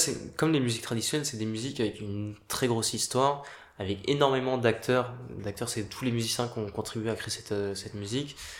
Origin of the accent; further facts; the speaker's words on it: Paris, Île-de-France, France; je suis né à Paris, j'ai grandi à Paris